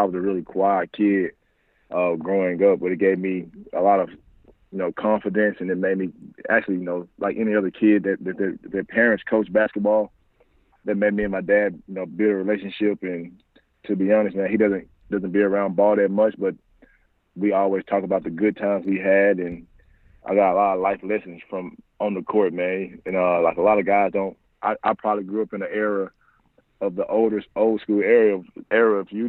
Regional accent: Memphis, Tennessee, United States; Man, to be honest, man, back in Memphis, man, if people ever recruited that area, lived in that area, been around basketball

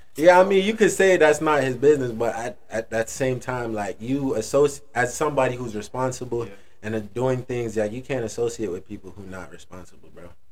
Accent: Jamaica; moved away; I come from Jamaica

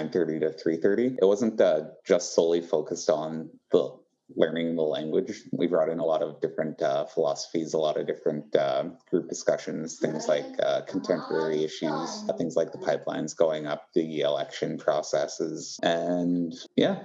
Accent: Couchiching First Nation, Ontario, Canada; I'm in my home reservation of Gooch-ching.

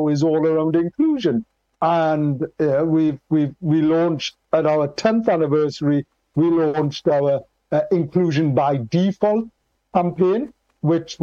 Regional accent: Newcastle upon Tyne, North East England, United Kingdom; I was born in Newcastle, and we're particularly, the whole of the Northeast is particularly proud, positive, and passionate

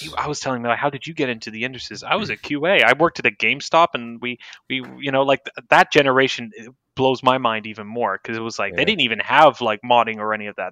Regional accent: San Francisco, California, United States; now in Austin, United States; I was born in San Francisco. Um, to a Greek mother and a Dutch father

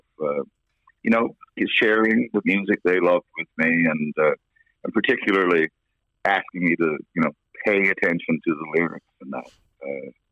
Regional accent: Corner Brook, Newfoundland and Labrador, Canada; I grew up in a part of Cornerbrook called Humbermouth on Peddle's Lane

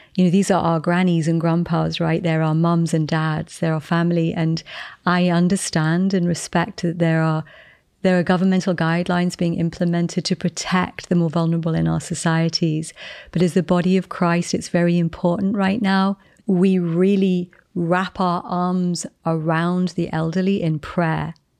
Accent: England, United Kingdom; moved away; I'm English. I'm in America at the moment.

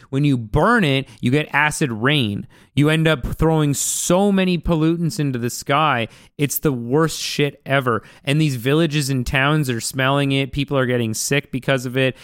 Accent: Vancouver, British Columbia, Canada; I grew up in Vancouver, and I grew up on, like, eating sushi

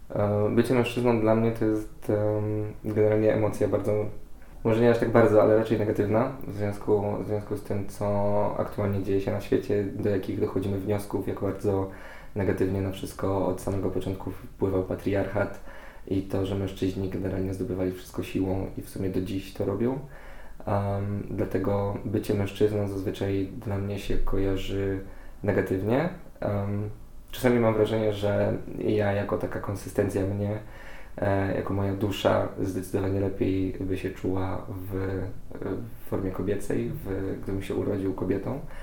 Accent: Poland; jestem z małego miasteczka

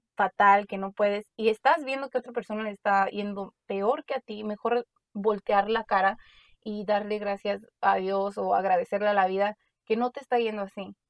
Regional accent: Mexico; moved away; como nosotros crecimos en México un tiempo, vimos diferentes problemas, vivimos diferente, vinimos para acá

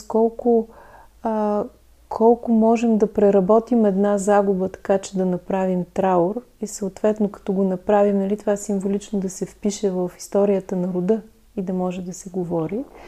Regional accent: Lovech, Lovech Province, Bulgaria; аз съм от Ловеч

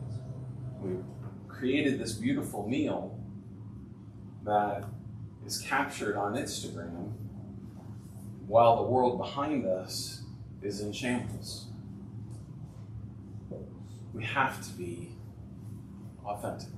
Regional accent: Ohio, United States; I'm from Ohio.

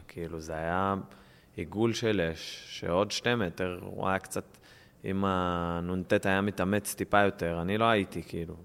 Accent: Israel; אני ישראלי

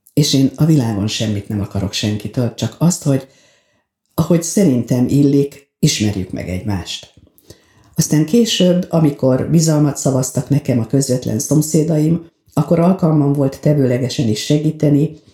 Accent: Veszprém, Veszprém County, Hungary; moved away as an adult; now in Balatonalmádi, Hungary; eljönnöm Veszprémből, a szülőházamból

